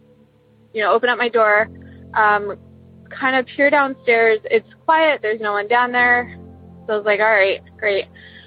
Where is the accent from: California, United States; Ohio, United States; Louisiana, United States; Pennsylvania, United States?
Ohio, United States; Columbus; I'm from Columbus, Ohio